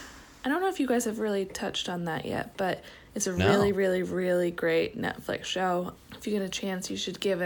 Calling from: Hudson, New Hampshire, United States; I'm from Hudson, New Hampshire.

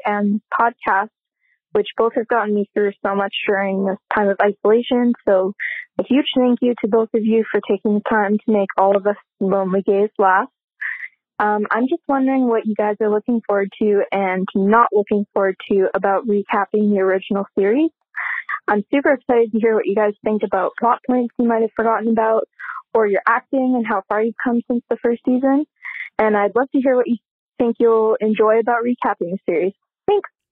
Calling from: Vancouver, British Columbia, Canada; I'm calling from Vancouver, Canada

